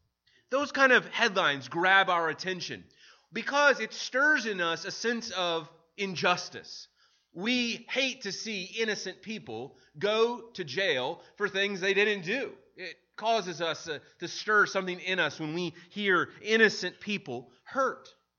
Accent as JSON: {"language": "English", "town": "St. Louis", "region": "Missouri", "country": "United States", "tie": "born or raised there", "said": "I remember growing up in St. Louis where that kind of headline, a death row inmate found innocent, was really a common theme, particularly in Illinois and in Missouri."}